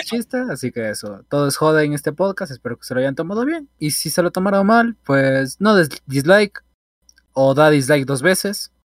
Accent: Ecuador; el cincuenta, cuarenta por ciento de los ecuatorianos hacemos eso

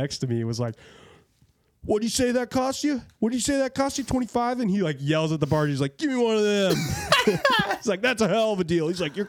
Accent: Iowa, United States; we're from Iowa.

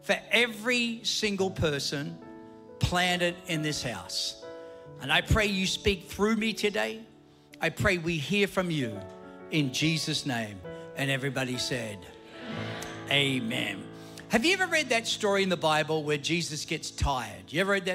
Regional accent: Ridgefield Park, New Jersey, United States; moved away; also born or lived in Queens, New York; my parents saw the light and we moved to Ridgefield Park, Teaneck Road

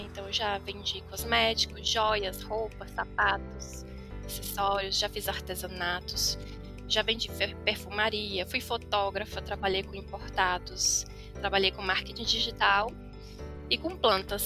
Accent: Brasília, Federal District, Brazil; also born or lived in Formosa, Goiás; Na verdade, eu nasci no Goiás, vim para Brasília com 3 anos, voltei para o Goiás com 12 anos e aos 18 voltei para Brasília novamente

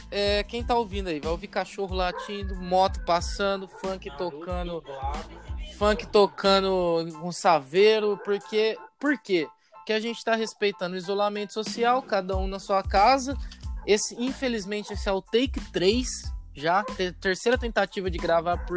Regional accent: São Paulo, Brazil; accent: caipira; Você vai perceber que a gente tem um sotaque meio caipira, porque a gente é do interior de São Paulo

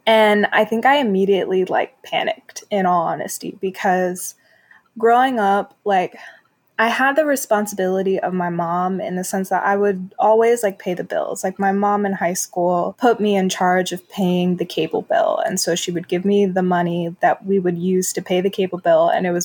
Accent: New York City, New York, United States; moved away; also born or lived in New Jersey / Chicago; I'm originally from New York City

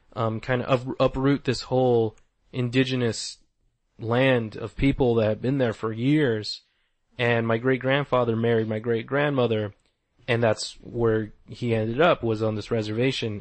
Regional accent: Tucson, Arizona, United States; also born or lived in Old Pascua; I'm from Tucson, Arizona, so I've always tried to incorporate where I'm from and what I know in comics

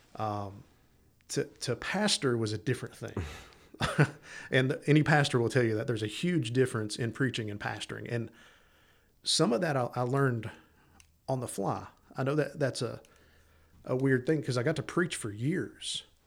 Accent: East Tennessee, United States; also born or lived in Los Angeles, California; I was born in East Tennessee

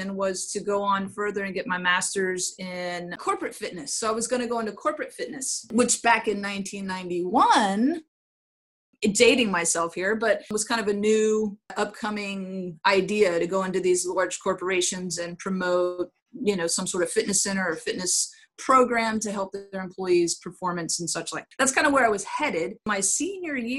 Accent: Inverness, Florida, United States; also born or lived in Brooksville, Florida; now in Brandon, United States; I was born in Brooksville, Florida, and grew up in Inverness, Florida

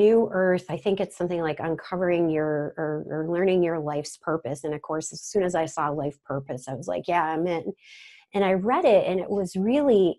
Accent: Rochester, New York, United States; I'm from the Rochester, New York area

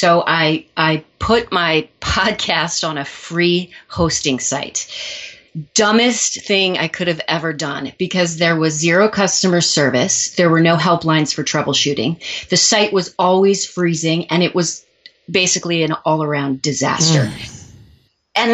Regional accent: Missouri, United States; now in New York City, United States; Well, I am from Missouri. I moved to New York City many years ago to pursue a career in the performing arts.

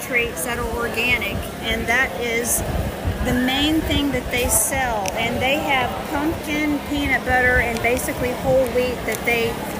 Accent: Louisiana, United States; I'm Cajun, and my grandma taught me how to do jellies and jams.

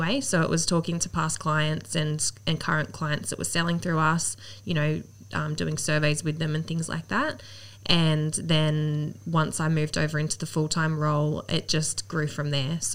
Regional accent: Central Coast, New South Wales, Australia; I grew up on the Central Coast. So, we had a house in Camel, grew up there and always been local.

